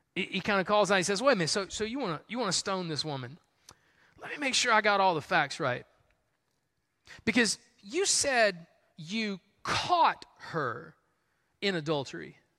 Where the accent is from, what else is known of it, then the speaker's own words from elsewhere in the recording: the South, United States; that's just how we were raised in the South.